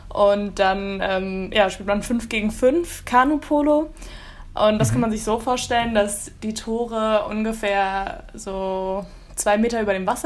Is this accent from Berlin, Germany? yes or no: yes; Berlin, Germany; Genau, genau. Ich komme aus Berlin.